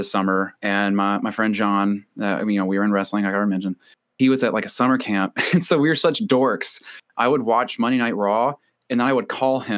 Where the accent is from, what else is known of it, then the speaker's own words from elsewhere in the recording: Tennessee, United States; I'm from Tennessee.